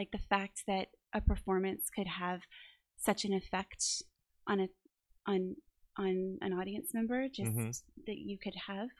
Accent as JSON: {"language": "English", "town": "New Orleans", "region": "Louisiana", "country": "United States", "tie": "born or raised there", "said": "I am from New Orleans, born and raised."}